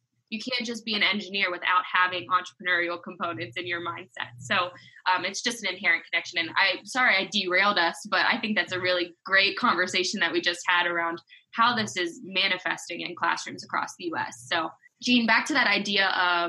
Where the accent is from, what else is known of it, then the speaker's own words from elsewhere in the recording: Western Maryland, United States; I grew up in Western Maryland